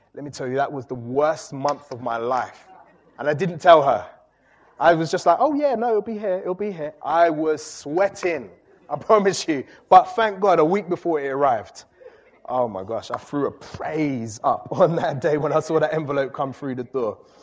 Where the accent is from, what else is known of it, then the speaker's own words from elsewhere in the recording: London, United Kingdom; I grew up in Walthamstow